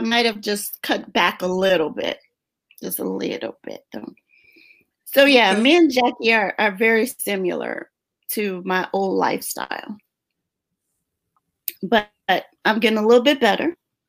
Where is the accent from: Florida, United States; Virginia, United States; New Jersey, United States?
Florida, United States; Jacksonville; In Jacksonville. Yeah, we grew up together in Jacksonville.